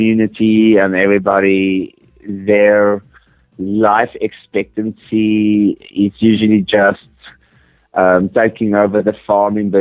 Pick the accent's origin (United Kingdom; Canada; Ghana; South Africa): South Africa; also born or lived in Johannesburg, South Africa; I actually grew up in a small, small desert town in the middle of nowhere in Africa